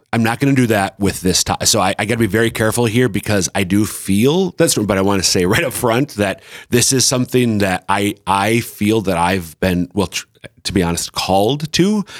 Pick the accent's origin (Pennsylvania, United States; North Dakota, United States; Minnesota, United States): Minnesota, United States; central; moved away as an adult; now in South Dakota, United States; I'm from central Minnesota, but our kids are all eastern South Dakotans